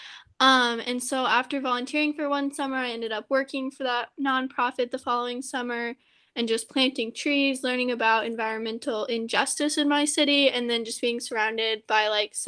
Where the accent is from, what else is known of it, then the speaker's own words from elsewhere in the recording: Louisville, Kentucky, United States; moved away; I'm from Louisville, Kentucky